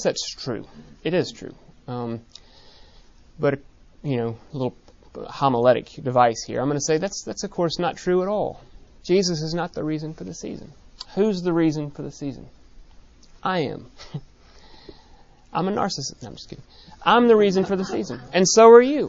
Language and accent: English; Minnesota, United States; I come from Minnesota, where it's considered shameful to be shameless